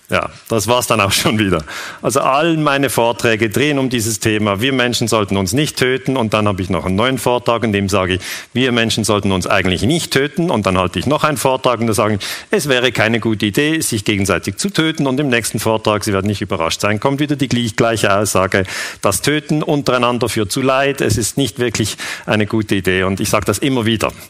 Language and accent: German; Switzerland; ich bin 46 Jahre alt, ich bin Historiker, ich bin Friedensforscher, ich komme aus der Schweiz